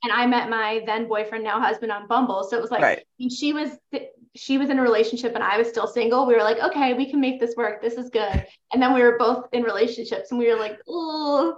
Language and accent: English; New York, United States; I'm from New York